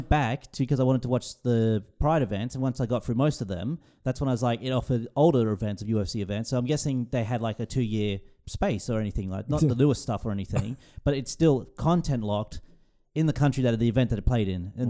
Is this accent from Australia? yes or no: yes; Australia; I'm from Australia.